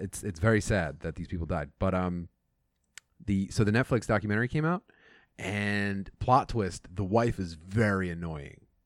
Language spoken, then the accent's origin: English; southeastern Pennsylvania, United States; Growing up in, in, like, uh, southeastern Pennsylvania, anywhere, uh, and, and being Irish